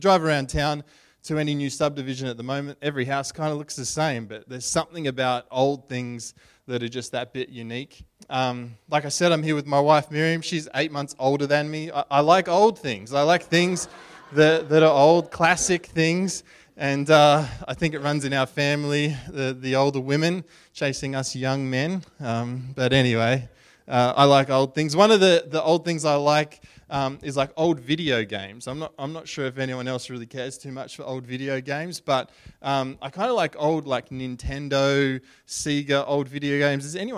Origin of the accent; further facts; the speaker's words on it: Brisbane, Queensland, Australia; We grew up in Brisbane, and we went to the Brisbane show